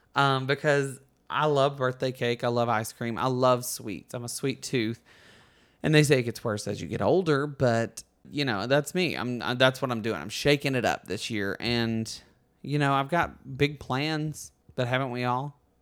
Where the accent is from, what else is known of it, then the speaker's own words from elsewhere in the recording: Alabama, United States; moved away as an adult; now in Los Angeles, United States; Books A Million is in my hometown